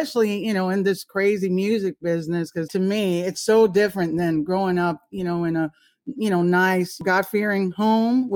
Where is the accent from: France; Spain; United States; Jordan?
United States; Florida; moved away; I'm originally from Florida